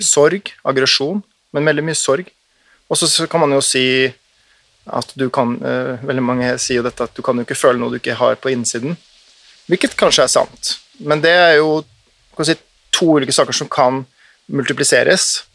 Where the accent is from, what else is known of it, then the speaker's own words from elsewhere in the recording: Oslo, Norway; accent: bokmål dialect with uvular r; also born or lived in Nordfjord / Austevoll; så flyttet vi etter jeg var rundt fem-seks år, til Oslo. Eh, og det husker jeg veldig godt, som et stort skifte. kom jo da med Eidsvolls-dialekt og anpasset meg ganske kjapt, ganske ubevisst, tror jeg, over til bokmålsdialekt, men med skarrieren fortsatt intakt